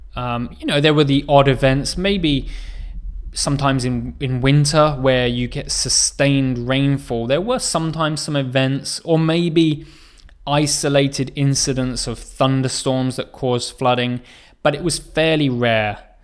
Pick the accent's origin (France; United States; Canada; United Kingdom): United Kingdom; England; moved away as an adult; now in South Korea; my home country where I was born, uh, in England, but also where I live now in Korea